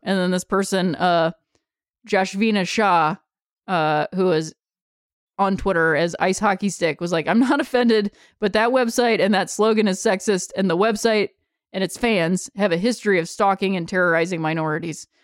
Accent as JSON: {"language": "English", "town": "Akron", "region": "Ohio", "country": "United States", "said": "I'm from Akron, Ohio"}